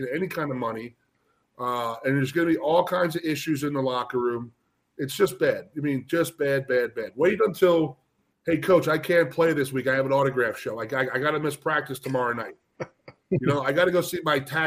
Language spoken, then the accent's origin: English; Philadelphia, Pennsylvania, United States; I grew up in the Philadelphia area, so I really never had to leave